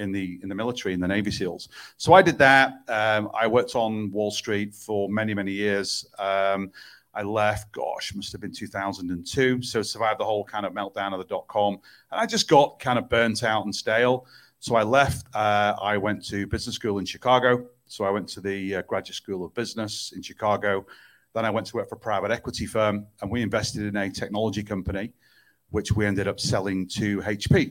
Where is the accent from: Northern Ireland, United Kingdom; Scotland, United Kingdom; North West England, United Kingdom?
North West England, United Kingdom; Manchester; I was born in Manchester, England, where I reside quite a lot of my time